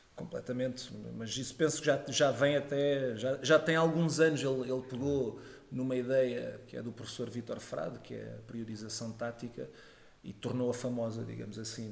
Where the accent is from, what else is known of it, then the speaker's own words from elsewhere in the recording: Faro, Algarve, Portugal; also born or lived in Lisbon; acabei por ir nascer a Lisboa, mas passado três dias já estava no Algarve e, portanto, Algarve de Gema